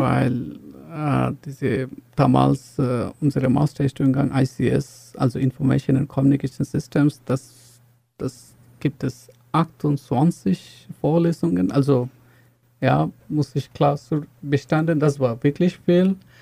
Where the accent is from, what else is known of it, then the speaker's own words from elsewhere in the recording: Bangladesh; German is a second language; moved away as an adult; now in Chemnitz, Germany; ich komme aus Bangladesch und äh, ich bin schon in Chemnitz seit lange, schon fast acht Jahre.